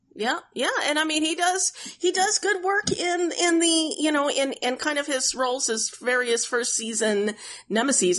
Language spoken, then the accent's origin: English; Oklahoma, United States; I grew up in Oklahoma